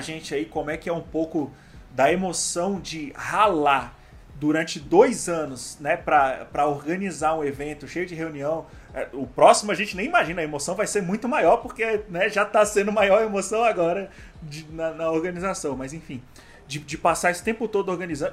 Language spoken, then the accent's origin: Portuguese; Brasília, Federal District, Brazil; somos de Brasília